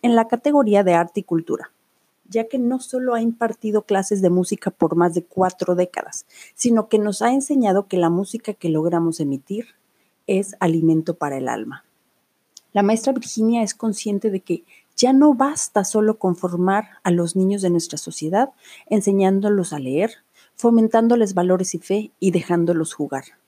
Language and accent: Spanish; Autlán, Jalisco, Mexico; Aquí en Autlán. Autlán es una ciudad hermosa en el estado de Jalisco, donde yo nací y crecí